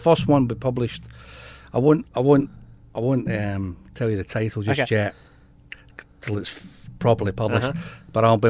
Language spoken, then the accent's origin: English; Scotland, United Kingdom; now in Pilbara, Australia; I'm more Scottish.